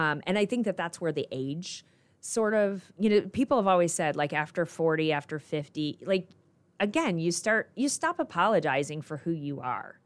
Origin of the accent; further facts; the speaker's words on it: Goshen, Indiana, United States; also born or lived in Colorado / Michigan; I grew up in Goshen, Indiana.